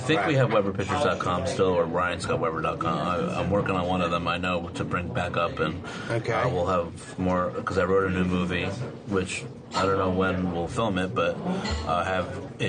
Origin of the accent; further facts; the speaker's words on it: Burnsville, New Jersey, United States; where I grew up in Burnsville, New Jersey, there is an old story of a house that I actually lived